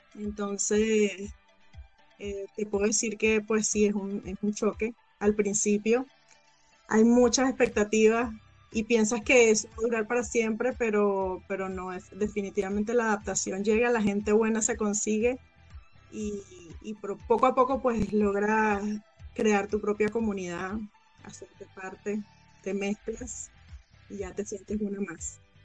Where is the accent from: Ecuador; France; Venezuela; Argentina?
Venezuela; moved away as an adult; now in United States; yo emigré en el año 2016 desde Venezuela